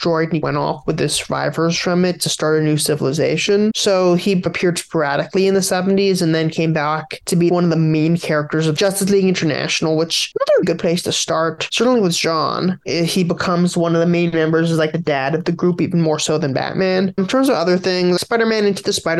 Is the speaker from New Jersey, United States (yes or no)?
no; New York City, New York, United States; moved away; also born or lived in California; I grew up in Brooklyn, though, so I know New York pretty well